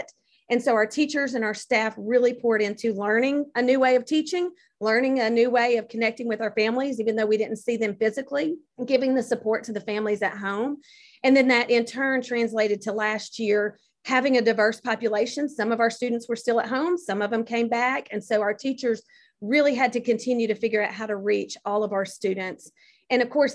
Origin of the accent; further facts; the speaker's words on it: Rankin County, Mississippi, United States; my hometown in Rankin County